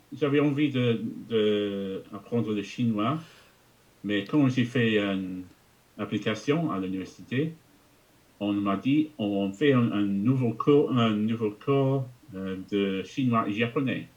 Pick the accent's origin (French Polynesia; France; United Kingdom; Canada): United Kingdom; England; first language English; French is a second language; je suis anglais. J'ai grandi en Angleterre. Euh, et j'ai parlé que d'anglais jusqu'à l'âge de 11 ans